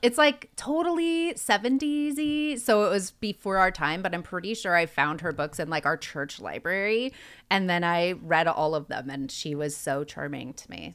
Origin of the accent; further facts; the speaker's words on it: Oregon, United States; growing up in Oregon